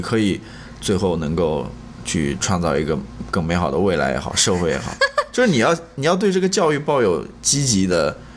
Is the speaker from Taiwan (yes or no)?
no; China; 跟我们中国人小孩子与家庭父母关系挺像的